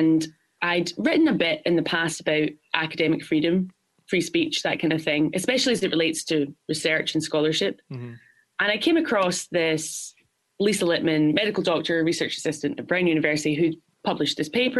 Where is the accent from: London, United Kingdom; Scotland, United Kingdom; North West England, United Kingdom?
Scotland, United Kingdom; Glasgow; now in New York, United States; I'm from Glasgow, Scotland.